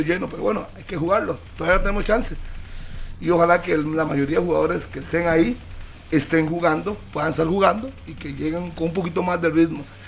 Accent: Costa Rica; yo soy tico

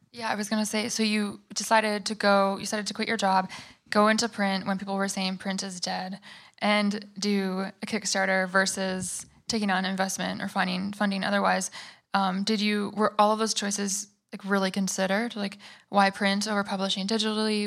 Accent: Michigan, United States; now in New York, United States; We're both from Michigan

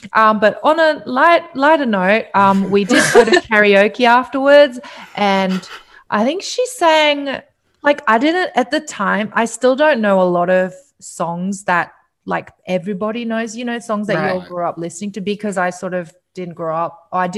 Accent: South Korea; My favorite memory with her was going to my home country of Korea with her.

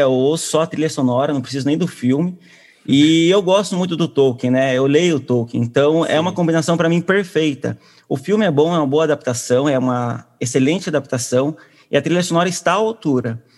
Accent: Curitiba, Paraná, Brazil; sou também de Curitiba, terra natal

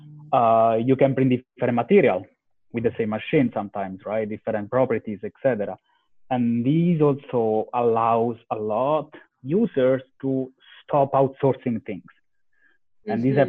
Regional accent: close to Rome, Lazio, Italy; moved away as an adult; also born or lived in Istanbul / London / Spain; I'm from Italy, born close to Rome

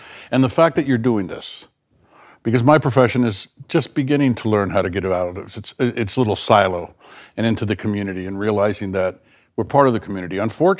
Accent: the South, United States; And where you and I grew up in the South, racism was very, you could palpate it.

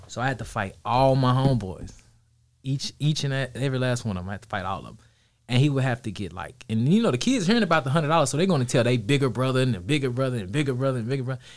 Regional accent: Dallas, Texas, United States; Kid growing up in Dallas

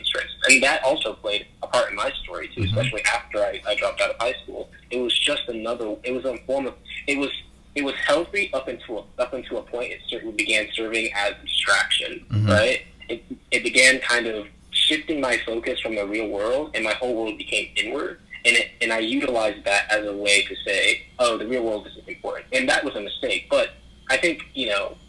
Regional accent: Charlotte, North Carolina, United States; also born or lived in Manhattan, New York; I was born in Manhattan, New York. And around the year 2000, I kind of made my move down here to Charlotte, North Carolina, kind of involuntarily so, because my parents were coming down here for economic opportunities

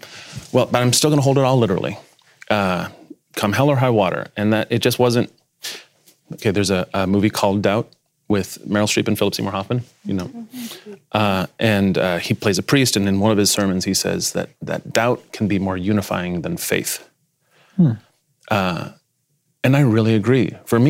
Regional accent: Spain; I'm a, not just a pastor's kid, I'm a missionary's kid. {S1} Okay. {S4} So I grew up mostly in Spain.

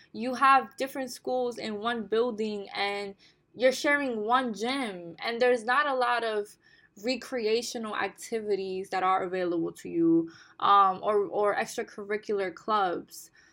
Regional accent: New York City, New York, United States; English is a second language; also born or lived in Bonao, Dominican Republic; Growing up in the Bronx, in one of the most disenfranchised, marginalized boroughs in New York City

